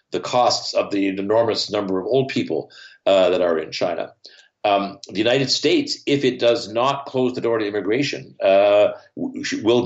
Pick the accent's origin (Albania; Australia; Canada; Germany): Canada; Here in Canada, I grew up near the Great Lakes.